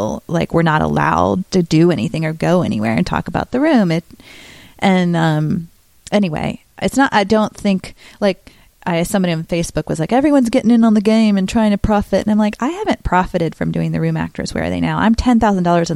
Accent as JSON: {"language": "English", "town": "Greensboro", "region": "North Carolina", "country": "United States", "tie": "born or raised there", "also_born_or_lived": "Chicago", "moved": "as an adult", "lives_now": "Los Angeles, United States", "said": "Greensboro, North Carolina, my hometown, with people I know who grew up with me"}